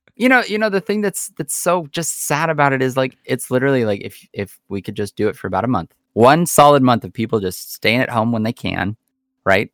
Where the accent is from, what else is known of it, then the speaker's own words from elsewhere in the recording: United States; we as Americans